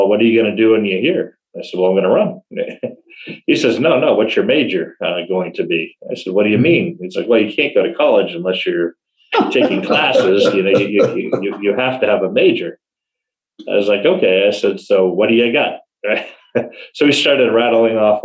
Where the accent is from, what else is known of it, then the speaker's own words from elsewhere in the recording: Ashburnham, Massachusetts, United States; now in Washington, D.C., United States; So I was born and raised in Massachusetts, a New England boy. I went to elementary school and high school in a very small town